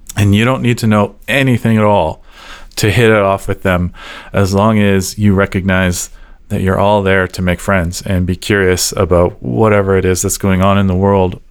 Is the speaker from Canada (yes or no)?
yes; Calgary, Alberta, Canada; I was born and raised here in Calgary.